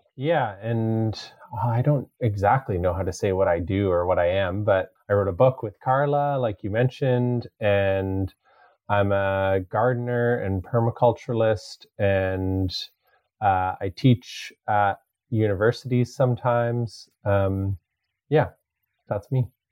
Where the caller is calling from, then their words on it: Denman Island, British Columbia, Canada; also born or lived in Victoria, British Columbia; I'm calling today from Comox, Pentlatch, and um, Qualicum lands, and that's Sladaich or Denman Island. And I've lived here for a couple of years now, and before then, I lived on Lekwungen territory uh, in Victoria for about a decade